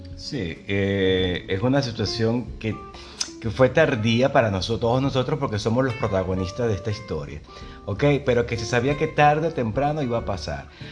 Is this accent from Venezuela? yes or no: yes; Venezuela; moved away as an adult; now in Buenos Aires, Argentina; yo soy venezolano